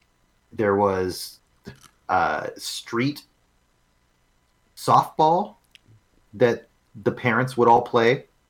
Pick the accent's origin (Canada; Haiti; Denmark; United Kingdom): Canada; born or raised there; moved away